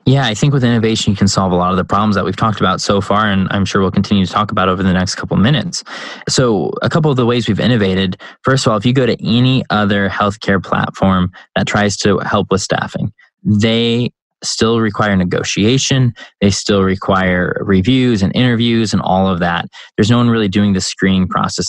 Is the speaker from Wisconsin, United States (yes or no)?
no; Chicago, Illinois, United States; now in North Carolina, United States; I grew up in Chicago